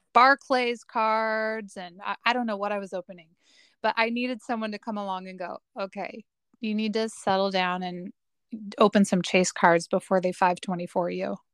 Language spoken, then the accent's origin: English; Portland, Oregon area, Oregon / Salem, United States; … and I grew up in the Portland, Oregon slash Salem, Oregon area